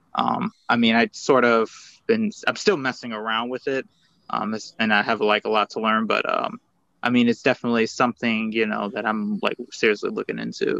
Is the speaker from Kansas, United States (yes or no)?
no; Kalamazoo, Michigan, United States; I'm from Kalamazoo, Michigan